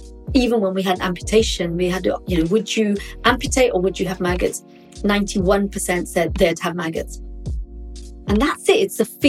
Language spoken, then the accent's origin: English; London, United Kingdom; moved away as an adult; also born or lived in Liverpool; now in Wales, United Kingdom; I was born in London. I've been in England all my life, did my first degree at King's. Then I went to Liverpool.